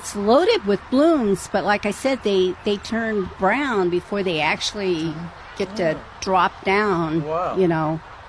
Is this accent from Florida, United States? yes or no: no; Illinois, United States